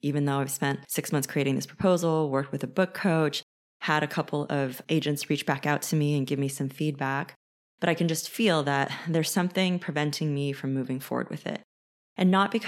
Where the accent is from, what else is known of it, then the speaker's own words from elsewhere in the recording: California, United States; I was raised in California.